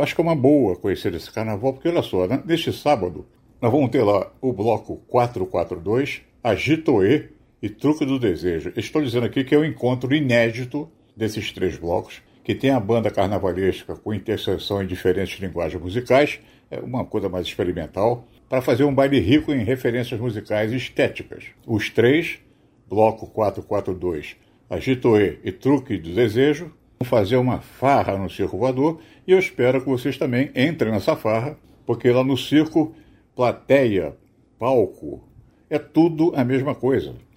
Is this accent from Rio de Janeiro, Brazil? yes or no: yes; Rio de Janeiro, Brazil; Sim, eu sou carioca